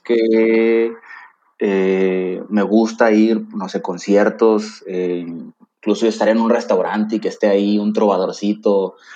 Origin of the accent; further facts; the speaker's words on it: Tampico, Tamaulipas, Mexico; moved away as an adult; now in Monterrey, Mexico; yo soy originario de Tampico, Tamaulipas, la ciudad de La Jaiba Brava